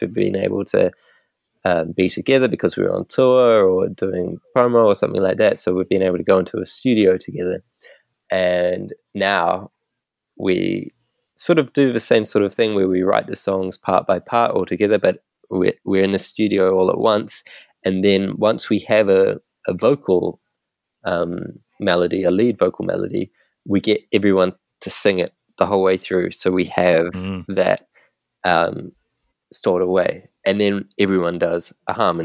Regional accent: New Zealand; moved away as an adult; now in London, United Kingdom; we're all from New Zealand. We all met in New Zealand

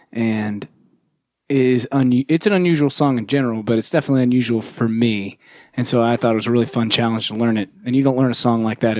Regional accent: south of Houston, Gulf Coast of Texas, United States; also born or lived in New Jersey; Greg and I grew up on the Gulf Coast of Texas, just south of Houston okay. um, down down the coast from Galveston, following the Blue Water Highway.

